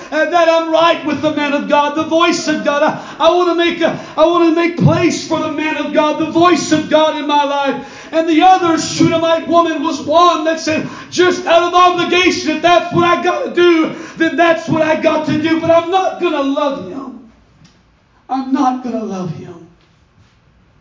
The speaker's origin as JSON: {"language": "English", "town": "Stockton", "region": "California", "country": "United States", "tie": "born or raised there", "said": "my friend, Brother Josh, and I, we grew up in Stockton Christian School"}